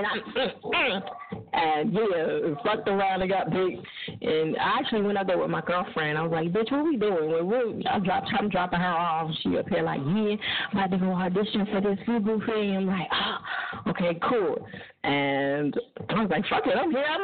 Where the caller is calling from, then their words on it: Fort Lauderdale, Florida, United States; Fort Lauderdale, yes.